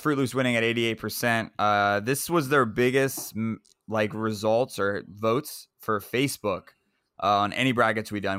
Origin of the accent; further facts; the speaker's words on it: Central Florida, United States; it was in Central Florida, so it is my hometown.